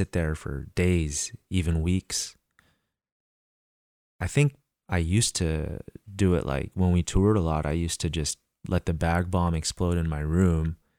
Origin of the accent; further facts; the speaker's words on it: Northern California, United States; since I've moved back to my hometown in Northern California